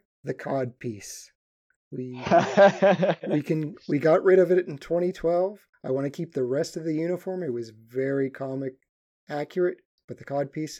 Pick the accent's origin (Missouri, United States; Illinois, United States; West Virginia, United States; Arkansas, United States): West Virginia, United States; I'm from West Virginia